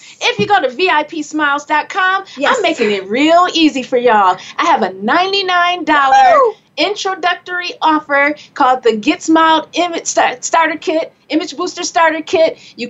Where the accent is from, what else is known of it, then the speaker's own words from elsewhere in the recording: Flint, Michigan, United States; now in New York, United States; I came to New York from Flint, Michigan